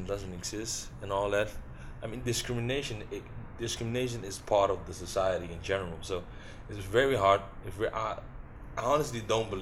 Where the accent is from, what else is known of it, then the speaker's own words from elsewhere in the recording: Curaçao; now in Netherlands; We're from Curacao, whatever, like Antilliano